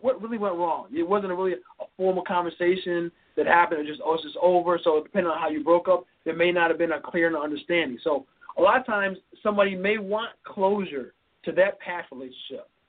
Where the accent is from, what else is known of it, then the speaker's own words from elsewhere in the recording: New York City, New York, United States; now in Chicago, United States; I grew up in New York City